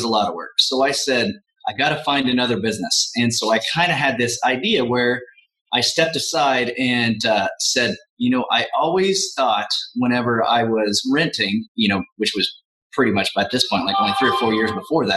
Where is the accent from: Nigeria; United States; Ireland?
United States; Midwest; I'm a Midwesterner